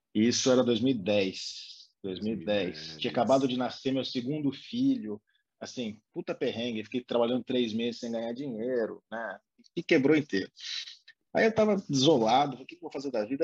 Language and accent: Portuguese; interior of São Paulo, Brazil; Eu sou do interior de São Paulo